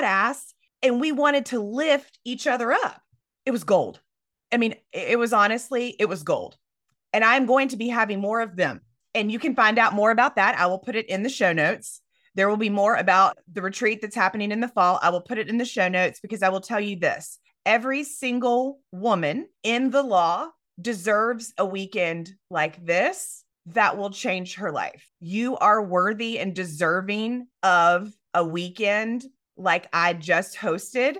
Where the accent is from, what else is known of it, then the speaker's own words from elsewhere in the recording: Myrtle Beach, South Carolina, United States; I am from the South, Myrtle Beach, South Carolina